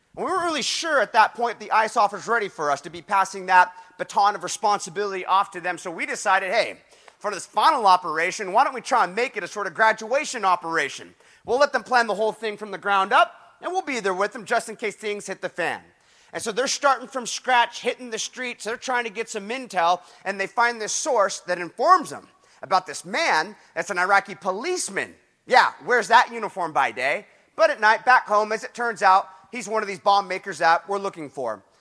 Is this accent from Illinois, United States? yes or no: no; Huntington Beach, California, United States; my hometown, Huntington Beach